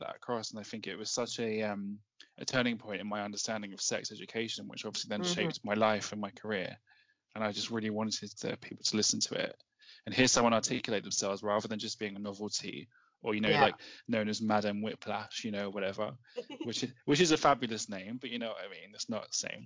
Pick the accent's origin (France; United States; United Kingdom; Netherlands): United Kingdom; I'm so British